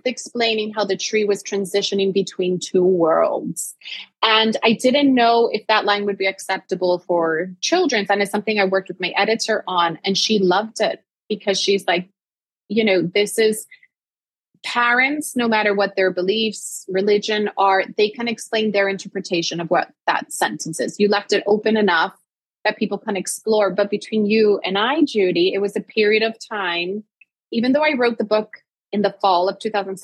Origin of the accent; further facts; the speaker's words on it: Puerto Rico; I was born and raised in Puerto Rico